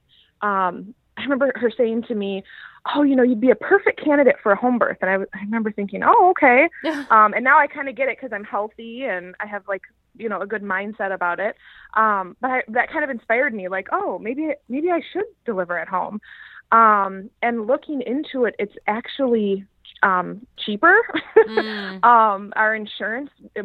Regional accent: Madison, Wisconsin, United States; I am from Madison, Wisconsin. And me and my husband are actually born and raised in Madison

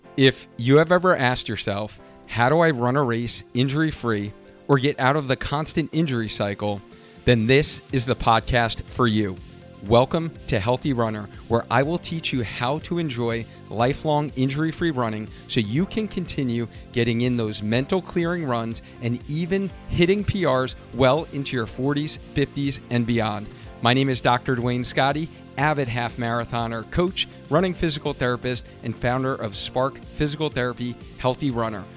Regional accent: Long Island, New York, United States; I grew up in Long Island.

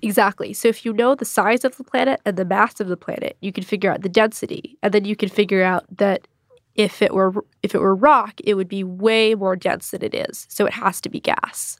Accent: Greenfield, Massachusetts, United States; My hometown is pretty nice, Greenfield, Mass.

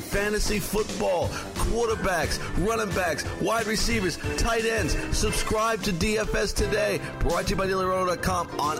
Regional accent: Boston, Massachusetts, United States; moved away; When you move out of a big city, I grew up in Boston

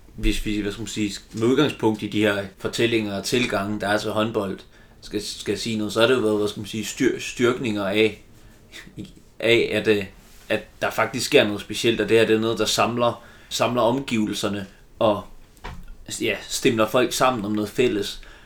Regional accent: Silkeborg, Central Denmark Region, Denmark; Jeg er selv fra Silkeborg

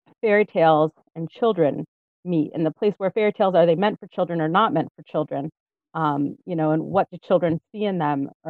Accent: Israel; I grew up here in Israel, actually. My family moved here when I was about a year and a half old

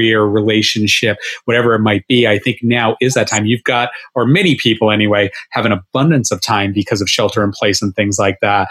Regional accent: Rhode Island, United States; now in South Florida, United States; I grew up in Rhode Island

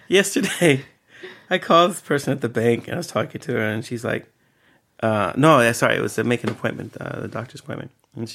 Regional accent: Eritrea; My therapist says that I have a very African sense of time. I was like, oh. Because I'm from Eritrea.

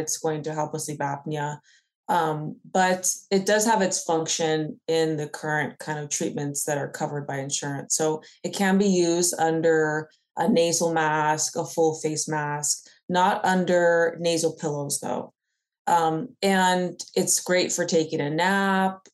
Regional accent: Bay Area, California, United States; I'm from the Bay Area

